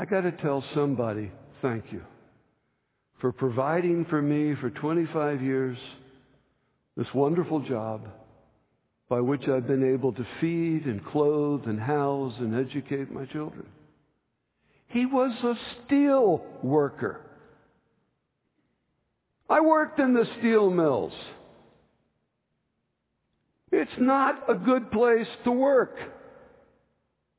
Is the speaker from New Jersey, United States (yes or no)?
yes; New Jersey, United States; I grew up in New Jersey eating grits